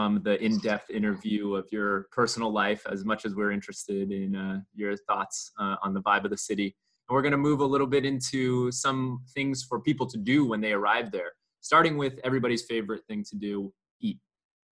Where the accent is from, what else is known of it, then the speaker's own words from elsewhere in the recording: San Diego, California, United States; We're from San Diego.